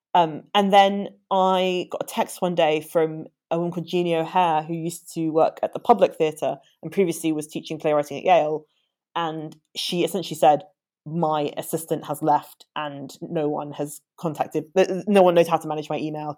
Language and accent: English; London, United Kingdom; I am uh, born and bred Londoner.